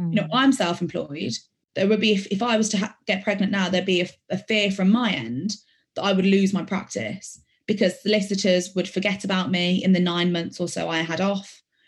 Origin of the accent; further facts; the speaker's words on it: Birmingham, West Midlands, United Kingdom; accent: Birmingham; Part of me is embarrassed of the fact that I lose my Birmingham accent because I'm a very proud Brummy.